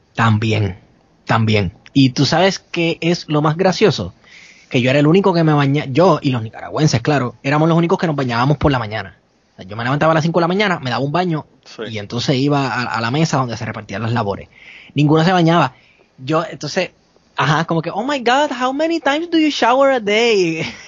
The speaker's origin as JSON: {"language": "Spanish", "country": "Puerto Rico", "said": "yo soy de Puerto Rico"}